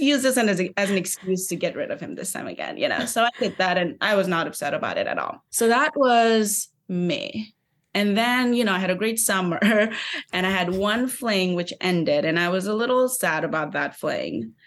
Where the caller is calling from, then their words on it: New York City, New York, United States; I'm calling from Brooklyn, New York